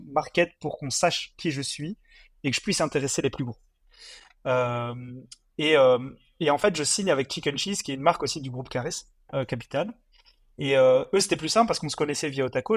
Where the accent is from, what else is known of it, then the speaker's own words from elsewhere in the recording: Mons, Wallonia, Belgium; moved away as an adult; also born or lived in Congo / Brussels; je suis originaire de Mons, donc j'habite pas Bruxelles à la base